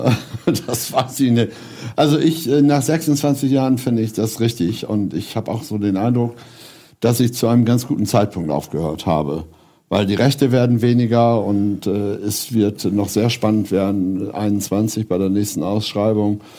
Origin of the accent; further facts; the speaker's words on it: Lower Saxony, Germany; ist meine Heimat, Ostfriesland, ne?